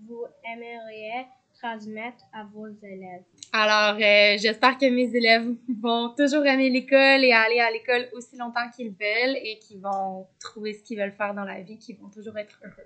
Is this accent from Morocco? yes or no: no; Montreal, Quebec, Canada; moved away as an adult; now in Victoria, Canada; je viens du Québec. Plus précisément, je viens de Montréal.